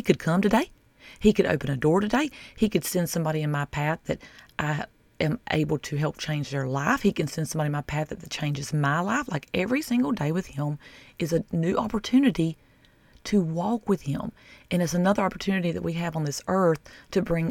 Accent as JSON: {"language": "English", "region": "the South", "country": "United States", "said": "I'm from the South"}